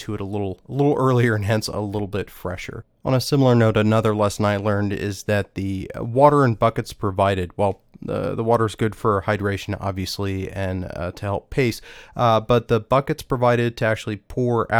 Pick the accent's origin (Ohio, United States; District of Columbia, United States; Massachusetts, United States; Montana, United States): District of Columbia, United States; Washington; right here in my hometown